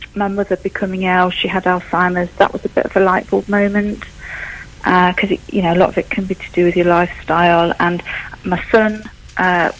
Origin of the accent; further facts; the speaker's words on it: Newark, East Midlands, United Kingdom; I'm a Newark girl. I was born in Newark. I grew up in Newark